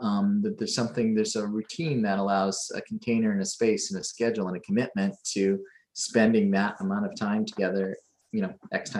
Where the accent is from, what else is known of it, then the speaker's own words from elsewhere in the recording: Hong Kong; also born or lived in Creston, Canada; I did spend a couple of years over in Manitoba, but grew up mostly in Hong Kong and Creston.